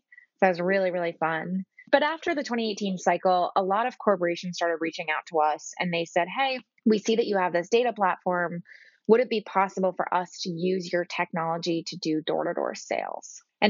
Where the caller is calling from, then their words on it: Boston, Massachusetts, United States; Hey, Jamie, I'm calling in from Boston.